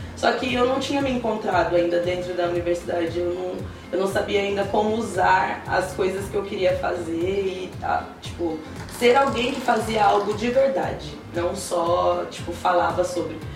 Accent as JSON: {"language": "Portuguese", "town": "Salto de Pirapora", "region": "São Paulo", "country": "Brazil", "moved": "as an adult", "lives_now": "Sorocaba, Brazil", "said": "na verdade sou de Salto de Pirapora, né? Tá. Faz, é, faz pouco tempo que eu me mudei para Sorocaba"}